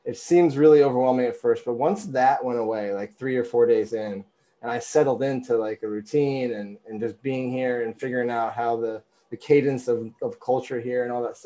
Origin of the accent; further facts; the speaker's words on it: Vermont, United States; growing up in Vermont, clean air, clean food